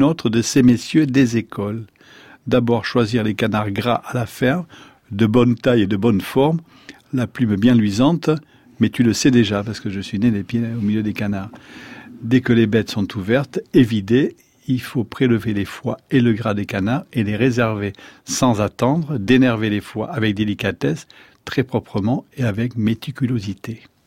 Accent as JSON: {"language": "French", "area": "Landes", "region": "Nouvelle-Aquitaine", "country": "France", "also_born_or_lived": "Béarn", "said": "Je suis landais"}